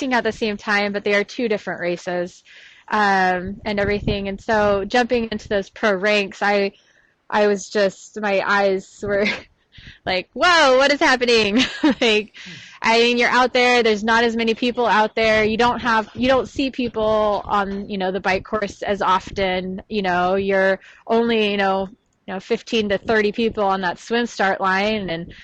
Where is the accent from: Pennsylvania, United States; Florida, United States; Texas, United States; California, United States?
Texas, United States; I'm from Texas. My parents live close